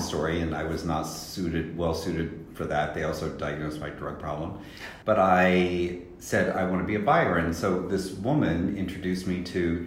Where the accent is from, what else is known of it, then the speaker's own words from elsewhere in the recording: Salina, Kansas, United States; my hometown in Salina, Kansas.